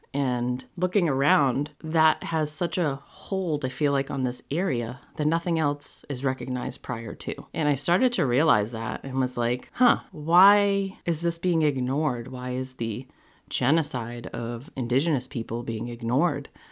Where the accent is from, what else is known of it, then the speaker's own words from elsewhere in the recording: New England, United States; I grew up in New England. I live in Massachusetts.